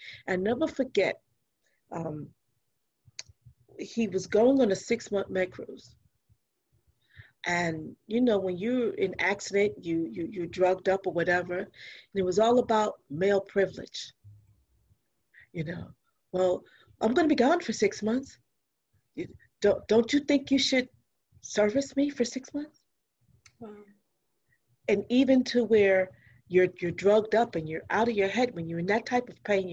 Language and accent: English; New York, United States; moved away as an adult; now in Virginia, United States; I'm from New York